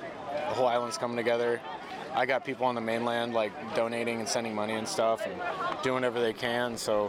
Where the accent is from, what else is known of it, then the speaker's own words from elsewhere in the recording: Northern California, United States; now in Honolulu, United States; growing up in Northern California.